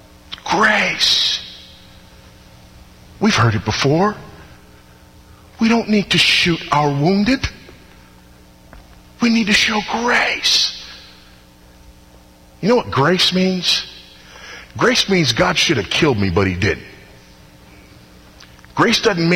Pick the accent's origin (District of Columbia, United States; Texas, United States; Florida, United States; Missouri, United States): Texas, United States; Houston; my hometown, Houston, Texas